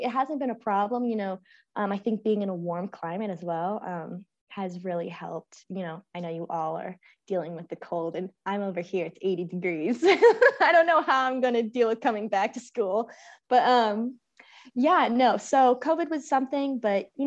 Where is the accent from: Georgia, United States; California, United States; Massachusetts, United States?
California, United States; San Francisco; I'm from San Francisco.